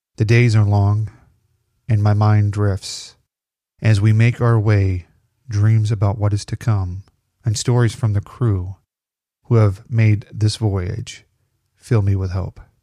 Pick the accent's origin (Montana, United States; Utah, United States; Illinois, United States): Illinois, United States; I'm from Illinois